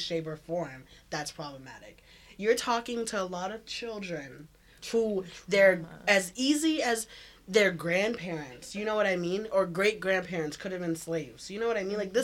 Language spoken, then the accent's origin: English; the South, United States; I'm from America. Like, I'm from the South